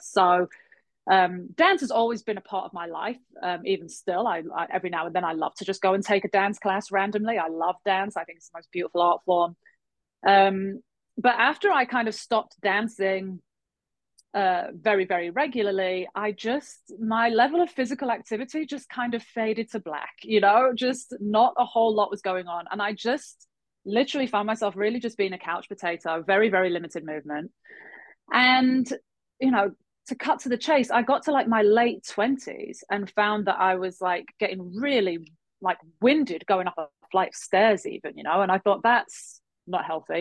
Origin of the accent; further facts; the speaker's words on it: England, United Kingdom; moved away as an adult; also born or lived in Halifax, Nova Scotia, Canada / London, United Kingdom; now in Montreal, Canada; I was born in Halifax, Nova Scotia. My dad is from there, born and raised. Um, my mum's Irish. We ended up moving to England randomly, as you do, when I was about five